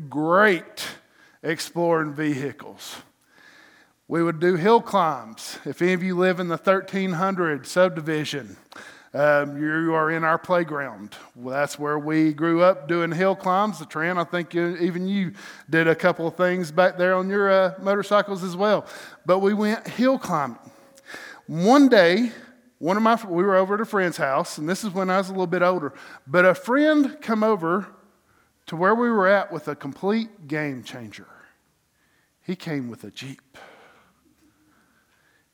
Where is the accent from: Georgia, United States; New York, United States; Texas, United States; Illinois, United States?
Georgia, United States; North; Growing up in North Georgia